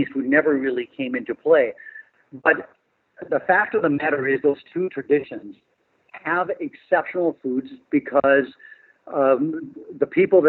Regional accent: India; I'm not going to be afraid of the fact that I'm Indian. I think it's a great culture.

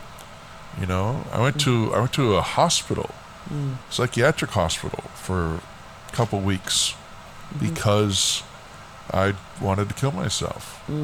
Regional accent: Florida, United States; born there; also born or lived in Alaska; I was born in Florida. And, you know, my dad was in the Air Force. And my mom and dad, we moved to Alaska.

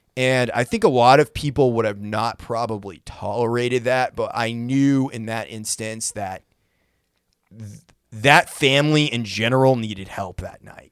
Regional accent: Brunswick, Maine, United States; now in Nashville, United States; my hometown of Brunswick, Maine

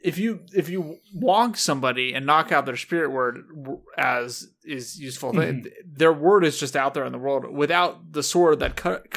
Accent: California, United States; We are from California.

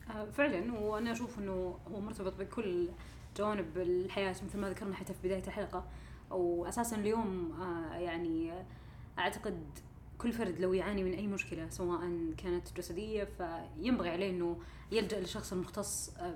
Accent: Saudi Arabia; عندنا في السعوديه

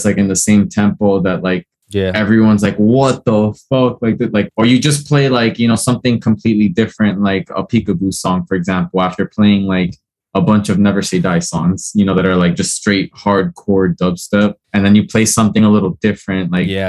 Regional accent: Hialeah, Florida, United States; I was born here, but I'm from Cuban descent

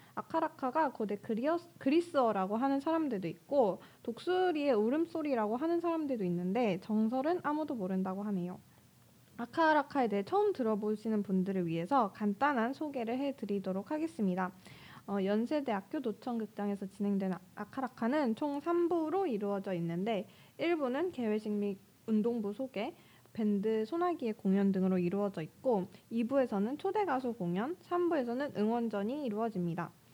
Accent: Daejeon, South Korea; moved away as an adult; 제 본가가 대전인데

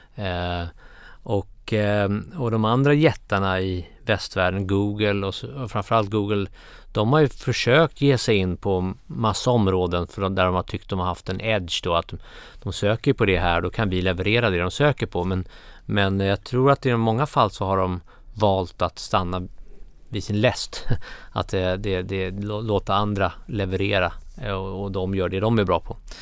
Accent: Baghdad, Baghdad Governorate, Iraq; moved away; also born or lived in Cairo, Egypt; jag var uppväxt i, i Bagdad och i Kairo.

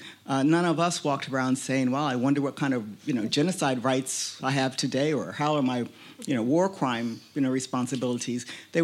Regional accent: United States; accent: American; you've heard my American accent by now. One of the tax cab drivers told me it was cute this morning. I think it depends on who you're speaking to. But I'm an African American. I'm not a recent immigrant to the United States. I'm a descendant of slaves.

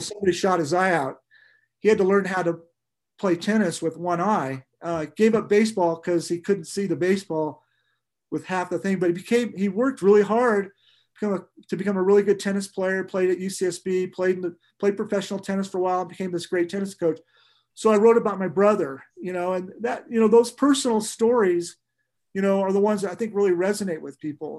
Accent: Santa Barbara, California, United States; being an old guy growing up in Santa Barbara

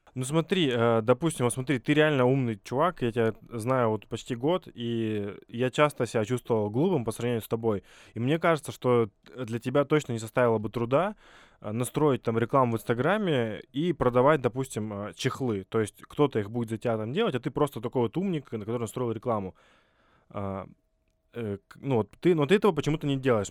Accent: Vladivostok, Primorsky Krai, Russia; Я вообще из Владивостока, и у нас там есть такая площадка Форпост

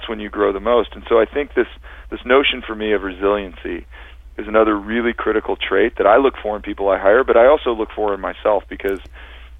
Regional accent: Cincinnati, Ohio, United States; moved away as an adult; now in Northern California, United States; all of my hometown favorites and friends and University of Cincinnati

